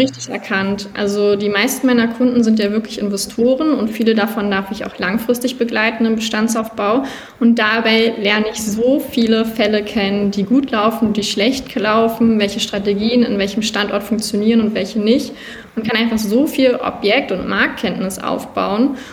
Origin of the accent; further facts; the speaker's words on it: outskirts of Berlin, Brandenburg, Germany; ich bin am Rand von Berlin aufgewachsen größtenteils, zwischendurch auch mal kurz in Berlin, aber in der Regel schon außerhalb